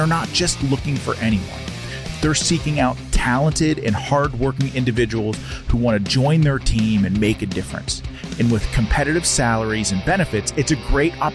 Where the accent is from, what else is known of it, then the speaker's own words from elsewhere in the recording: Western Pennsylvania, United States; I'm from Western Pennsylvania